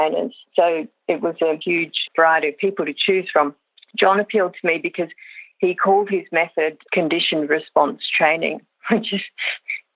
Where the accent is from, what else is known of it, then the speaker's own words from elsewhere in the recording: Sydney, New South Wales, Australia; moved away as an adult; also born or lived in Armidale, Australia / Singapore / United States; I grew up in Sydney, but spent a lot of time in country New South Wales